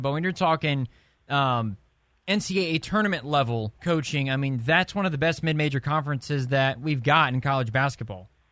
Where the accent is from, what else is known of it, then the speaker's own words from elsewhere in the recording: Indianapolis, Indiana, United States; I born and raised in Indianapolis